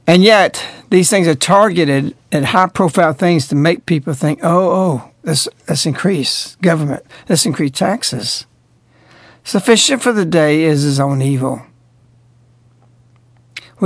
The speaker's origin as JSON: {"language": "English", "area": "the South", "region": "Southern United States", "country": "United States", "said": "I'm speaking as a Southerner"}